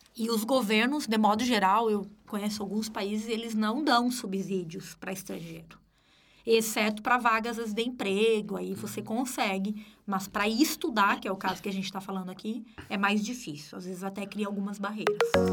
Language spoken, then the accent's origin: Portuguese; Rio Grande do Sul, Brazil; moved away as an adult; now in Florianópolis, Brazil; Eu sou gaúcha